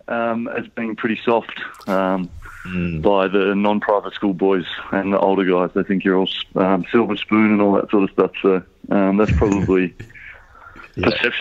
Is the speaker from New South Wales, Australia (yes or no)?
yes; Sydney, New South Wales, Australia; I grew up in French's Forest and Forestville